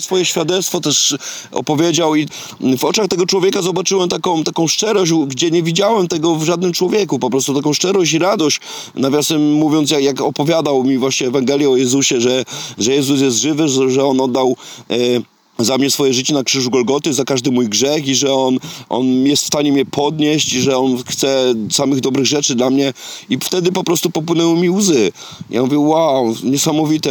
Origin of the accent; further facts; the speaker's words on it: Tarnów, Lesser Poland, Poland; moved away as an adult; also born or lived in Wrocław; ja pochodzę z Tarnowa, z Małopolski